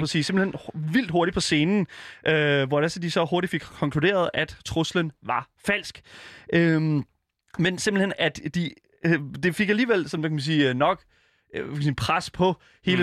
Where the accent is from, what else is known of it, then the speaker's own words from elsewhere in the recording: Denmark; jeg er en dansker, der bor i Danmark